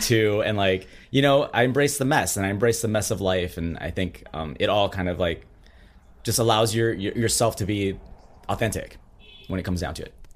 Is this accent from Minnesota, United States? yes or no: yes; Minnesota, United States; I grew up in Minnesota